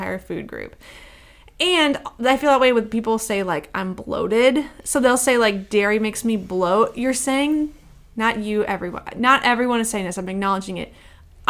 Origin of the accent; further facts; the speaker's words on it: Midwest, United States; I'm from the Midwest